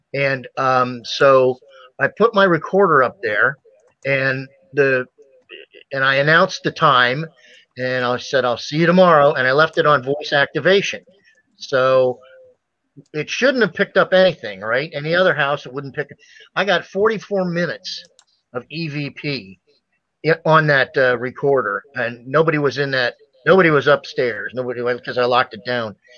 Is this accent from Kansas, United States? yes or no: no; Ohio, United States; I grew up in Ohio